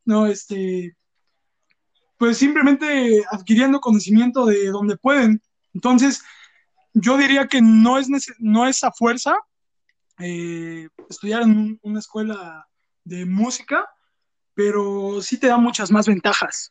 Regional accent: Mexico City, Mexico; somos dos amigos provenientes de la Ciudad de México, más específicamente de Azcapo, Azcapotzalco

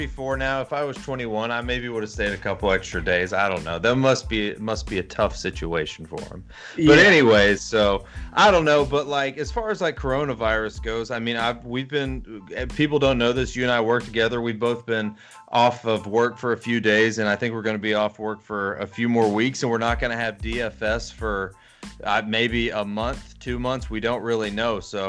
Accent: Hoover, Alabama, United States; I went to Hoover High School in Alabama

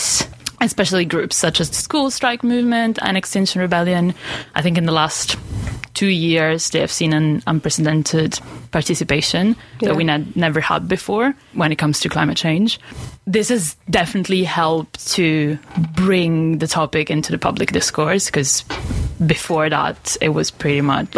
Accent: Italy; now in Aberdeen, United Kingdom; I'm from Italy originally.

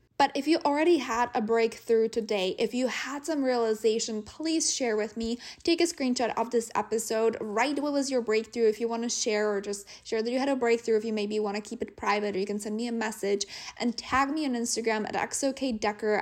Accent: Czechia; moved away; we're obviously from the Czech Republic

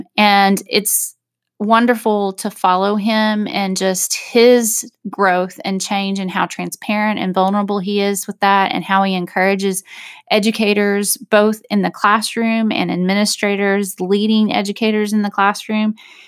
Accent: Texas, United States; now in Arkansas, United States; as I came from Texas to Arkansas, I wanted to have a shift in how I cared for myself

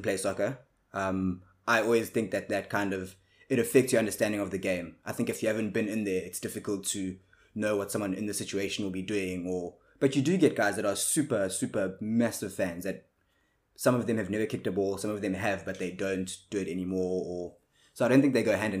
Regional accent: South Africa; like most South Africans are

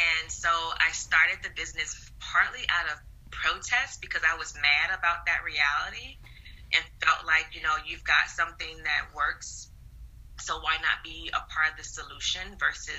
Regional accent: the South, United States; I'm a Southerner, and I grew up with my grandparents

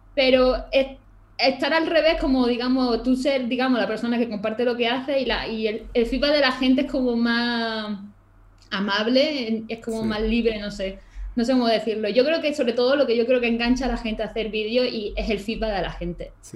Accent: Málaga, Andalusia, Spain; now in Granada, Spain; Yo soy de Málaga

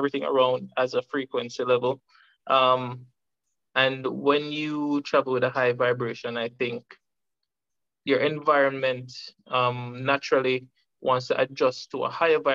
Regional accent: Jamaica; from Jamaica, a freedom fighter by nature

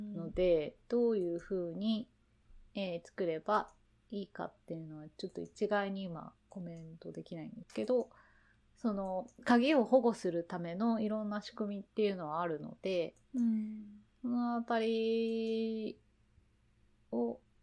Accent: Hiroshima, Japan; moved away; 自分の田舎、田舎広島なんですけど

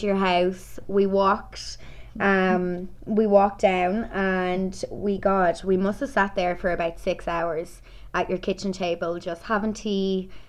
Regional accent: Crossakiel, Ireland; also born or lived in Dublin; now in Carlanstown, Ireland; I'm from Cross the Keel originally, but I live in Carlinstown. I've lived there for probably about 8 years in between kind of living in Dublin, just obviously with college and work and stuff like that, but I'm home now living with my mum.

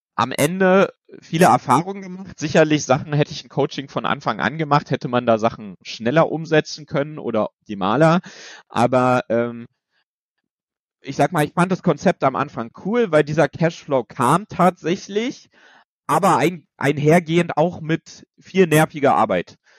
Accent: Bernau, north of Berlin, Brandenburg, Germany; das war in Bernau, das ist hier äh, nördlich von Berlin, ähm, auch die Ecke, wo ich herkomme

